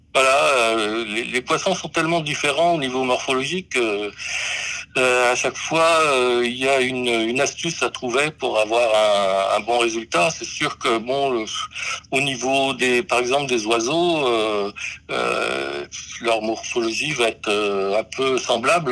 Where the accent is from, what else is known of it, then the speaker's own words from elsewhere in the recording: Brest, Brittany, France; je suis né à Brest